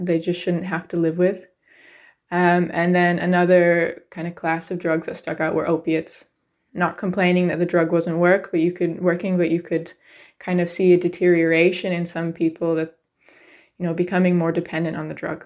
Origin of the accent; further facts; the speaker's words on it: United States; I grew up in the United States